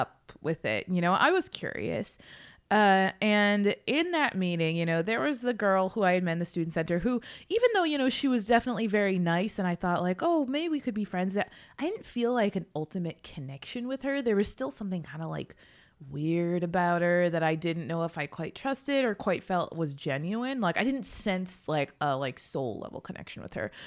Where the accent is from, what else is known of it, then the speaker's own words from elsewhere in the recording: South Ridge, Massachusetts, United States; moved away as an adult; I grew up in South Ridge, Massachusetts.